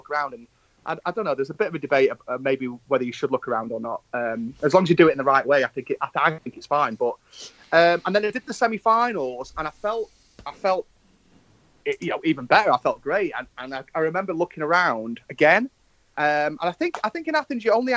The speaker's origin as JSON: {"language": "English", "town": "Manchester", "region": "North West England", "country": "United Kingdom", "tie": "born or raised there", "also_born_or_lived": "Stockport", "said": "in my hometown"}